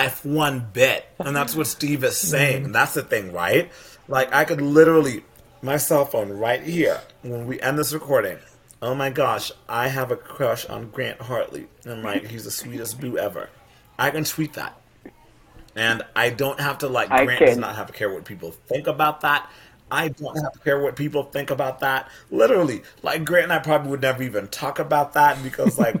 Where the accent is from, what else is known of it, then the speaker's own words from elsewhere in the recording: Kenya; moved away; also born or lived in England; I grew up in Kenya and England